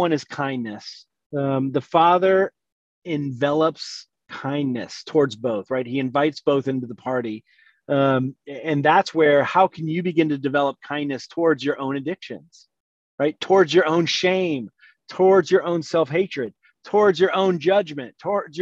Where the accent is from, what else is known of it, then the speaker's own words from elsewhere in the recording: the South, United States; I grew up Southern Baptist in the South